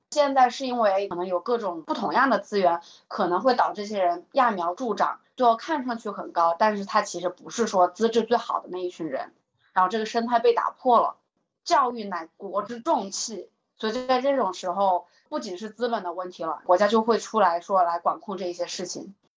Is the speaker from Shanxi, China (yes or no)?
no; Hubei, China; 我在湖北，按道理来说，湖北也算是一个钓鱼大省了吧。我小的时候也是在一个县里头长大的